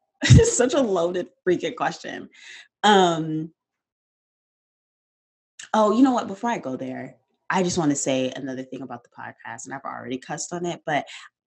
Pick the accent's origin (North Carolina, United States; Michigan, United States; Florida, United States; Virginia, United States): Michigan, United States; Detroit; I grew up on the northeast side of Detroit, but I went to schools in the suburbs in all white schools